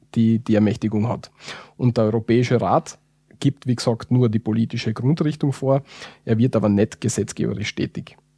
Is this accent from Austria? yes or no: yes; Austria; wir als Österreicher